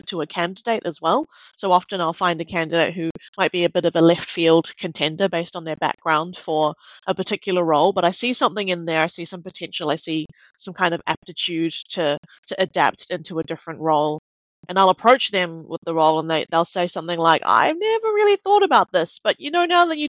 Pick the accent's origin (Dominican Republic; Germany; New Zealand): New Zealand; Auckland; moved away as an adult; now in Melbourne, Australia; I grew up in New Zealand. My parents are Malaysian Chinese, and I was brought up in Auckland. I've lived in Melbourne for about 6 years